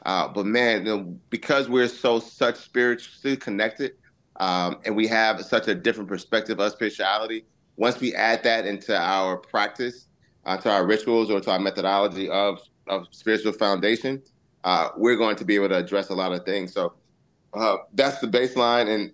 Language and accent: English; Augusta, Georgia, United States; I actually went to the Augusta campus in Augusta, Georgia, mm-hmm. where I was originally born.